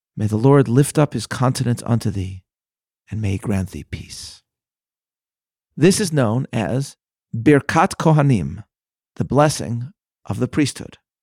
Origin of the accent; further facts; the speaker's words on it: Chicago, Illinois, United States; my hometown, the frozen tundra that is Chicago, Illinois